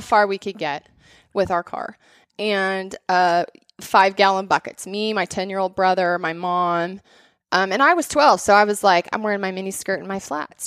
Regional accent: Bozeman, Montana, United States; I grew up in Bozeman and Montana

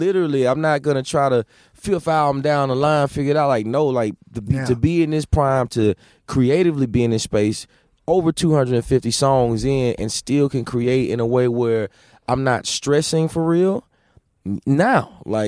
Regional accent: the South, United States; Yes, I'm a king. Yes, I'm from the South. I'm going to represent it to the fullest.

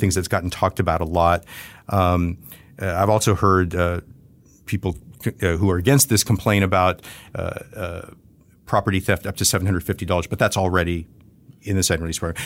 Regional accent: the Rio Grande Valley, Texas, United States; I grew up in the Valley. I've spent most of my life in Texas

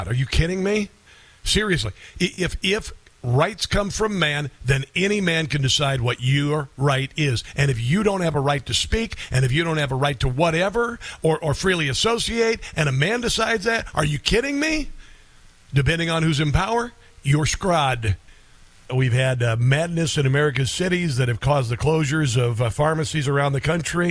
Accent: Iowa, United States; my home state of Iowa

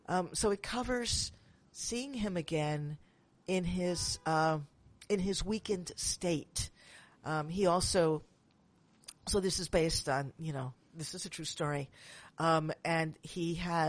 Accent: New York City, New York, United States; now in San Francisco, United States; I'm from Manhattan, but I live in San Francisco now

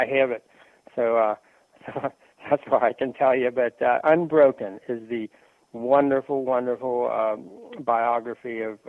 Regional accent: Cincinnati, Ohio, United States; I grew up in Cincinnati

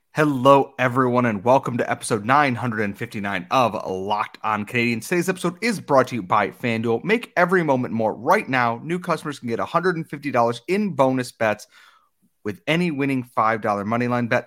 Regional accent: Western New York, United States; I'm from Western New York

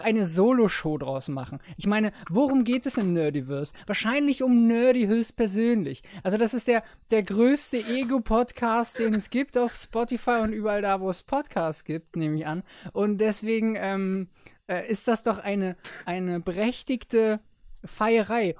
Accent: Berlin, Germany; ich bin ein Berliner Jung

